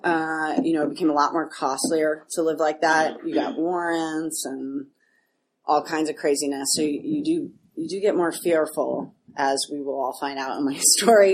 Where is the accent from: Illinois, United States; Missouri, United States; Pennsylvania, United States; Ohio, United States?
Illinois, United States; Chicago; now in New York City, United States; I'm originally from Chicago